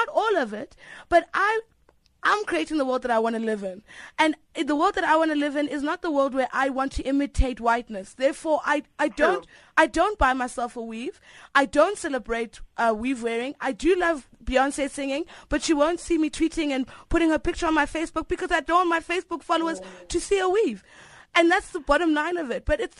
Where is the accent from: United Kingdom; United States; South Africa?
South Africa; Listening to this conversation, I really want to affirm that I am a South African. I recognize other South Africans